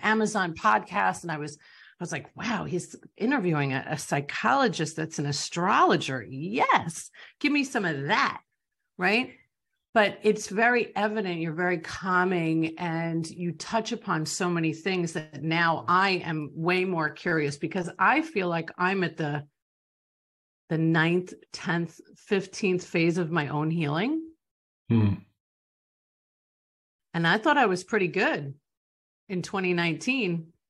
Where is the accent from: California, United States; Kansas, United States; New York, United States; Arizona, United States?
New York, United States; which I don't know if that comes from being bold or being a New Yorker, I have no idea where that comes from